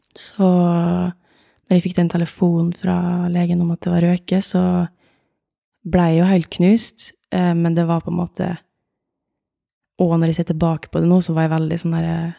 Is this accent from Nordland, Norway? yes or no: no; Åndalsnes, Møre og Romsdal, Norway; also born or lived in Oslo; Jeg er fra Åndalsnes, en eh, liten by utafor eh, Molde